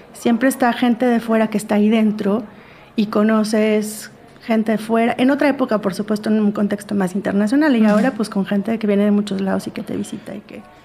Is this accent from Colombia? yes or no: no; Mexico; also born or lived in Acapulco, Guerrero; soy mexicana, vivo en México